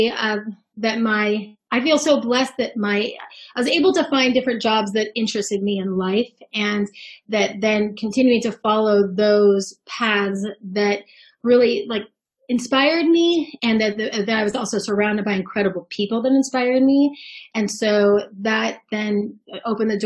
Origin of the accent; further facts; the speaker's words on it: Bay Area, California, United States; I grew up in the Bay Area